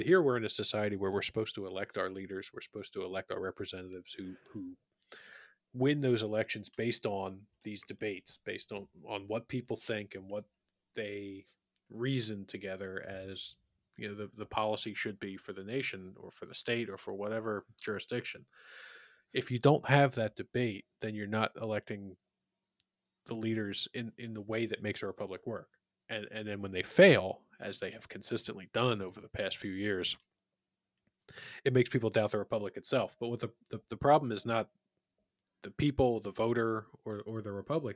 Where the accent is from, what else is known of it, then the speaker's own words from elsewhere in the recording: Philadelphia, Pennsylvania, United States; in my hometown of Philadelphia